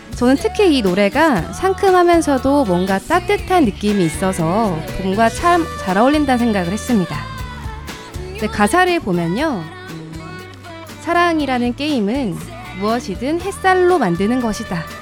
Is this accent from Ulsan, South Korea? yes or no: yes; Ulsan, South Korea; moved away; 제 고향이 울산이에요. 경상도에 있는 음. 남쪽 나라 울산